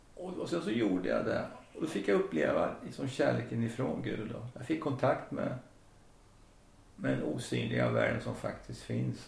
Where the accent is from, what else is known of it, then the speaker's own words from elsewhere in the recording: Söderköping, Östergötland, Sweden; Jag växte upp i Söderköping